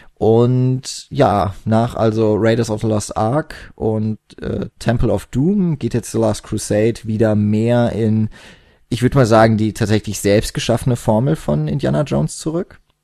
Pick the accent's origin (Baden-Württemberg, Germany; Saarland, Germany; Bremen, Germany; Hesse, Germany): Baden-Württemberg, Germany; Karlsruhe; ich komme nicht aus der Haupt, sondern aus der Fächerstadt Karlsruhe.